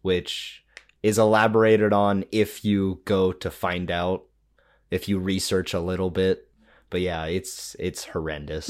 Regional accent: United States; growing up in America

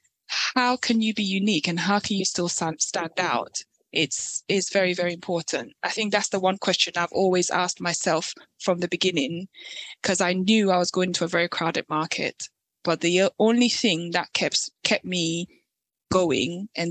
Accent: Ghana; moved away; I am originally from Ghana

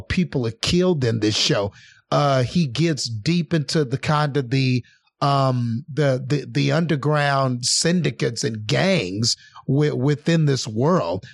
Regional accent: Odessa, Texas, United States; over here in my hometown

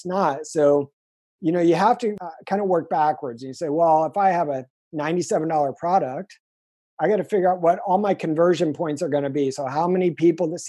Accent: Indiana, United States; moved away as an adult; now in San Diego, United States; I'm from Indiana

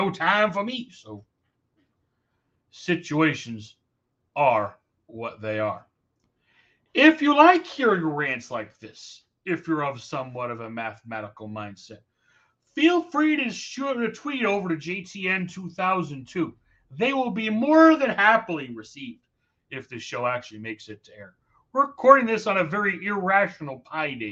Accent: New York, United States; as a New Yorker

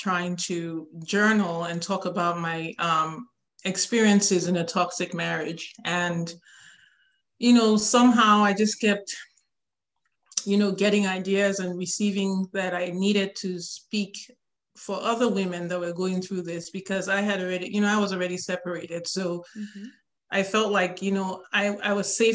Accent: Nigeria; now in Atlanta, United States; I live in Atlanta, Georgia with my three children, and I'm originally from Nigeria in West Africa

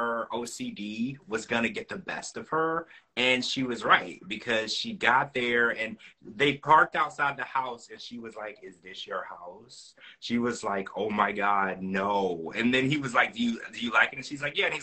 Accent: Louisiana, United States; now in Orlando, United States; I grew up in Louisiana

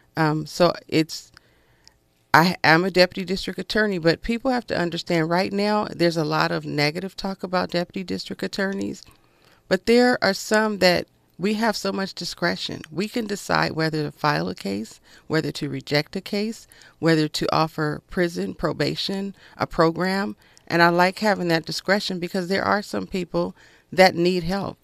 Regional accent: Los Angeles, California, United States; Growing up in South Central Los Angeles, I was raised by a single mother.

